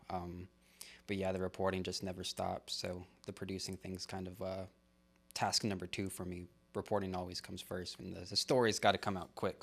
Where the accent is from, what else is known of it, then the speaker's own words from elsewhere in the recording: Christoval, Texas, United States; moved away as an adult; also born or lived in Houston, Texas; now in San Angelo, United States; I actually lived in Dove Creek, and Cristoval was the only school district out there